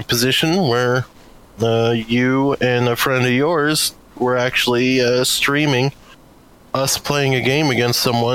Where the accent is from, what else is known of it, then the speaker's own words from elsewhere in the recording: United States; as an American